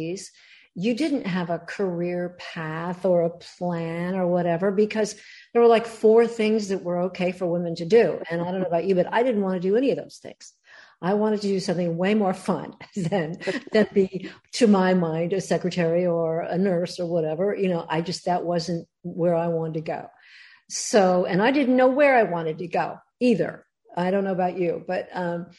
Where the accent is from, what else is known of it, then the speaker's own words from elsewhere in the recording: Los Angeles, California, United States; I actually was born in Hollywood and grew up around the movie entertainment industry